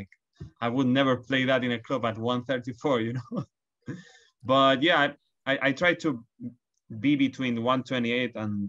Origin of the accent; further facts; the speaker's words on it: Barcelona, Catalonia, Spain; now in London, United Kingdom; I come from Barcelona